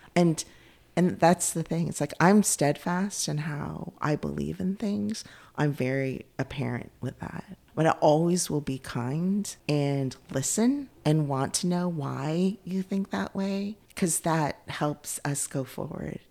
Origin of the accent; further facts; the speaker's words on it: Bay Area, California, United States; moved away as an adult; also born or lived in Cupertino, California; now in Cary, United States; I grew up in the Bay Area